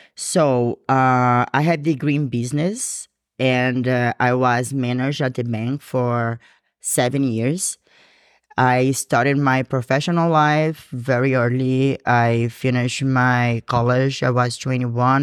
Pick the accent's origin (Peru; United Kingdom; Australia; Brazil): Brazil; English is a second language; moved away as an adult; now in Georgia, United States; I'm from Brazil